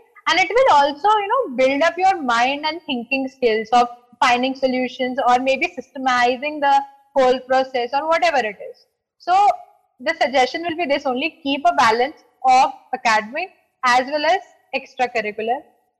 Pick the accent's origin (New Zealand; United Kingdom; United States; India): India; North India; you know, I am from North, you are from South, right?